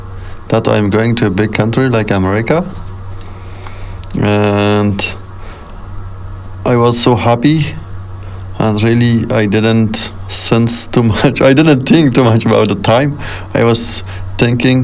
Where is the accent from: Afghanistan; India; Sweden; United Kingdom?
Afghanistan; Kabul; English is a second language; moved away as an adult; now in United States; I'm from Afghanistan, and I'm an Afghan. I was born in Kabul, and did the school in Kabul, finished the school